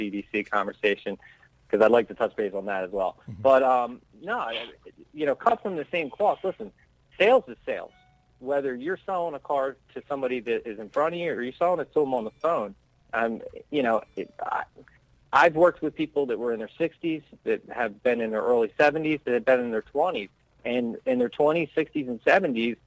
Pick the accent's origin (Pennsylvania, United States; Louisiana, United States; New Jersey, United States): Pennsylvania, United States; I'm from Pennsylvania